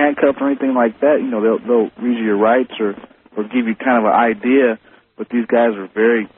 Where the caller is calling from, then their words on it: New Orleans, Louisiana, United States; I'm calling from New Orleans, as a matter of fact.